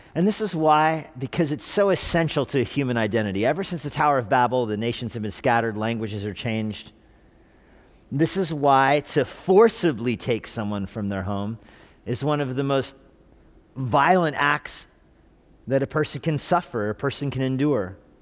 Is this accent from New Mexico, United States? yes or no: yes; Albuquerque, New Mexico, United States; moved away; I was born in Albuquerque.